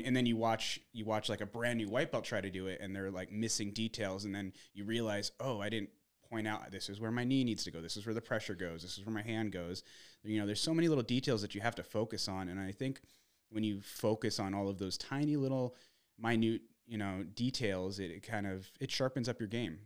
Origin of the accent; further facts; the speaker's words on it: Arizona, United States; also born or lived in Minnesota; grew up in more, more or less in, in Arizona